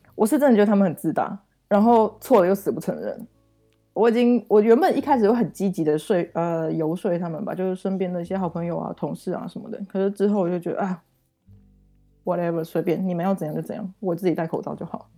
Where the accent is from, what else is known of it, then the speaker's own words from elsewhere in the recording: Taiwan; moved away as an adult; now in Germany; 我是从台湾来的